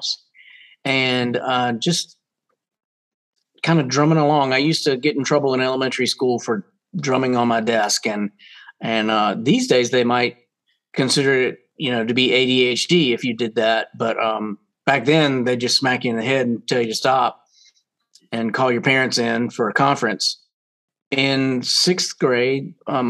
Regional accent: Roanoke, Virginia, United States; I grew up in Roanoke, Virginia, which is Southwest Virginia

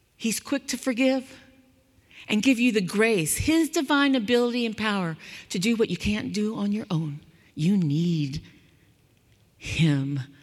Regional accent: California, United States; I grew up in California

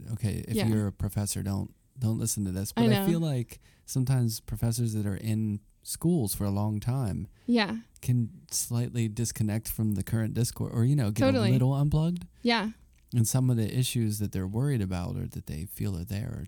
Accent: Pittsburgh, Pennsylvania, United States; now in New York, United States; I grew up in Pittsburgh, it was way more dangerous.

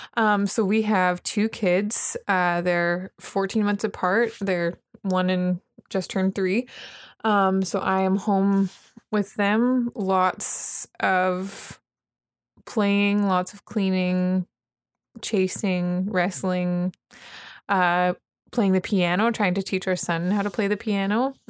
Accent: Vernon, British Columbia, Canada; moved away; I'm from Vernon, British Columbia, Canada

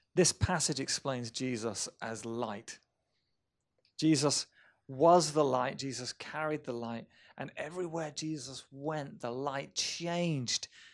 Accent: Romsey, South East England, United Kingdom; My hometown of Romsey, England

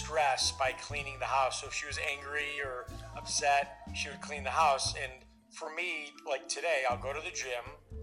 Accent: Midwest, United States; what I was born and raised with in the Midwest

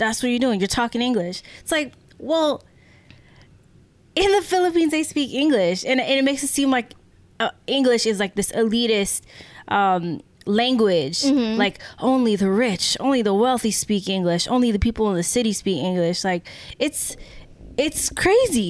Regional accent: United States; even as Filipino Americans

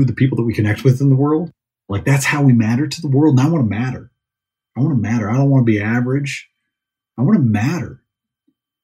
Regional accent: Michigan, United States; now in Colorado, United States; I grew up in Michigan.

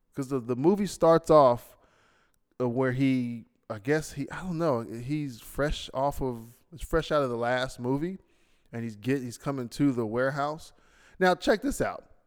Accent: United States; now in Bahrain; I'm an American

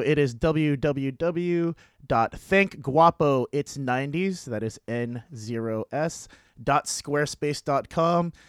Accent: San Diego, California, United States; moved away as an adult; now in Boston, United States; growing up in San Diego

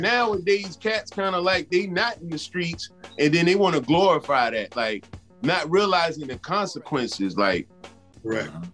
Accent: New York City, New York, United States; we're from the Bronx

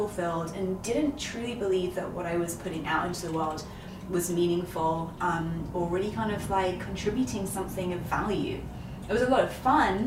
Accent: London, United Kingdom; moved away as an adult; now in New York, United States; in London, where I'm from. I'm a Londoner born and bred.

